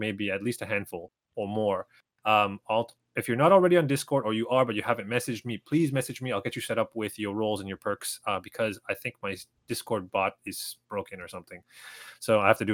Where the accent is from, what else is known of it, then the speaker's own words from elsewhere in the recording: Toronto, Ontario, Canada; moved away as an adult; now in Japan; in Toronto, in my hometown